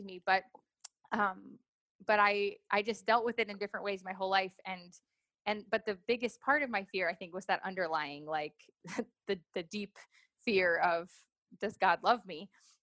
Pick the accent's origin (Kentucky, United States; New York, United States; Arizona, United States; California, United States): New York, United States; also born or lived in Los Angeles / Miami; I grew up in New York, LA, and Miami, and lived in townhouses and apartments and suburbs.